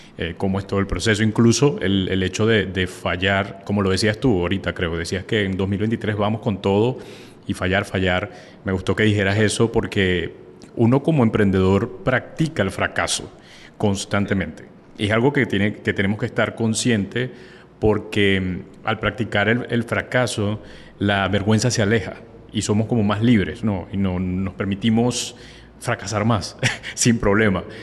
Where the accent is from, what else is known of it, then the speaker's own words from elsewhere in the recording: Venezuela; now in Colombia; yo vivo en Colombia, eh, soy de Venezuela